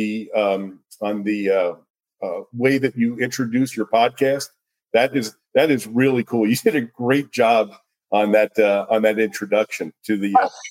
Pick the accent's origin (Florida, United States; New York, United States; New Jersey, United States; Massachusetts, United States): New Jersey, United States; Princeton; moved away as an adult; now in Las Vegas, United States; it was my hometown.